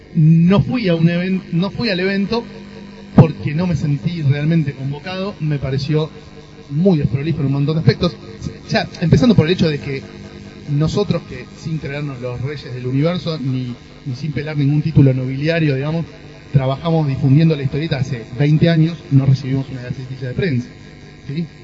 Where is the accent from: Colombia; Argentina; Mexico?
Argentina; como argentino